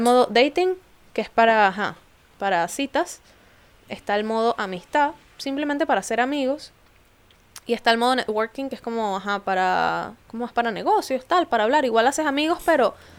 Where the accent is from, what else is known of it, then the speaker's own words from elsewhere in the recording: Venezuela; now in London, United Kingdom; venezolana, viviendo en Londres